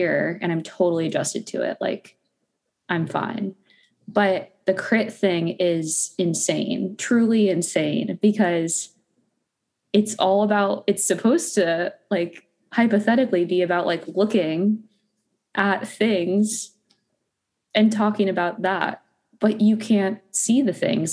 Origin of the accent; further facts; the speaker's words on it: Phoenix, Arizona, United States; now in Los Angeles, United States; I'm from Arizona originally. Phoenix, Arizona.